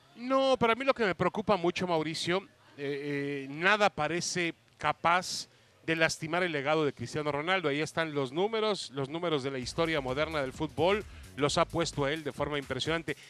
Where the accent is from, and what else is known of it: Mexico